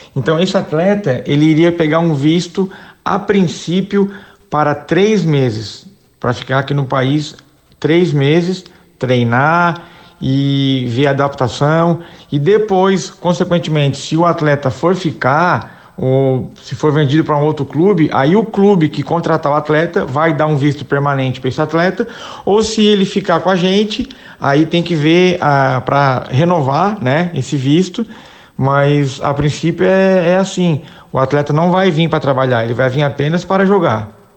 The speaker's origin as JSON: {"language": "Portuguese", "town": "Criciúma", "region": "Santa Catarina", "country": "Brazil", "tie": "born or raised there", "also_born_or_lived": "Itapetininga, São Paulo / Italy / London, England", "moved": "yes", "lives_now": "England", "said": "sou catarinense, sou natural de Criciúma, é, no interior de Santa Catarina"}